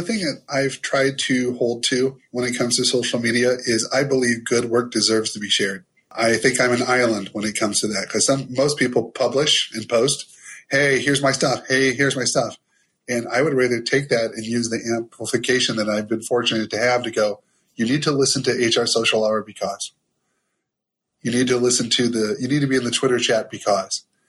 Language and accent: English; Ohio, United States; I'm from Ohio. I'm from this small town in Ohio